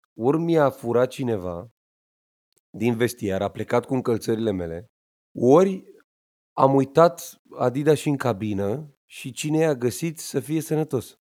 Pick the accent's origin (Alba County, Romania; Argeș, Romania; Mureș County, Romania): Argeș, Romania; Pitești; eu m-am născut în Pitești, județul Argeș, frumos, la spitalul județean